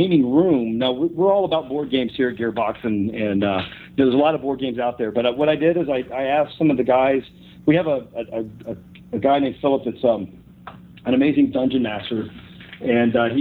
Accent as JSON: {"language": "English", "region": "Texas", "country": "United States", "tie": "born or raised there", "also_born_or_lived": "Houston, Texas / Georgetown, Texas / Mabank, Texas", "said": "growing up in Texas, we started to move around from Houston to like Georgetown and starting to Maybank"}